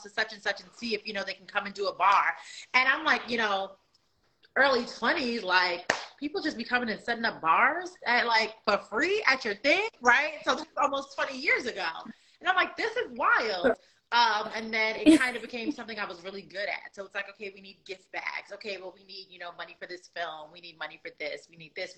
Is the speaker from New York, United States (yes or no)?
yes; New York, United States; moved away as an adult; now in Charlotte, United States; I live in Charlotte, North Carolina. I'm originally from New York. I've been in Charlotte since 2015